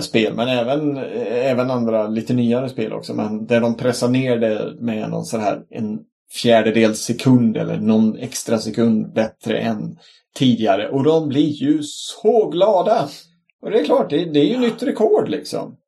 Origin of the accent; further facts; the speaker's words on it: Sweden; also born or lived in Gothenburg; vi svenskar